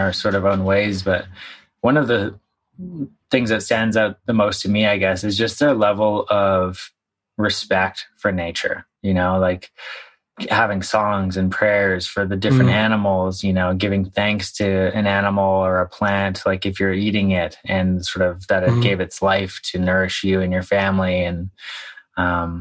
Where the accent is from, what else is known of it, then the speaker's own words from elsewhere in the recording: Victoria, British Columbia, Canada; also born or lived in Vancouver; I grew up in Victoria